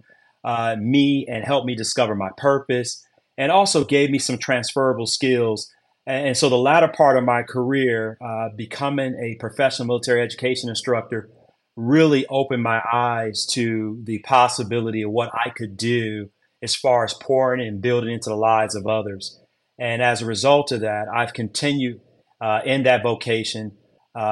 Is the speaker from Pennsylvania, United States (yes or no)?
no; Detroit, Michigan, United States; moved away as an adult; I'm originally from Detroit, Michigan